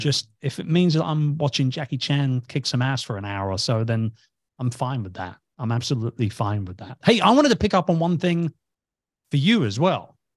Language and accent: English; England, United Kingdom; I'm from England.